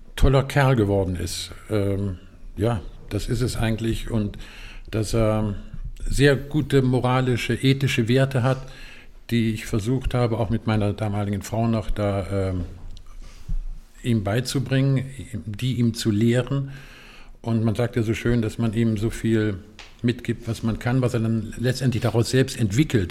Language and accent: German; Eifel, Germany; Ich bin in der Eifel groß geworden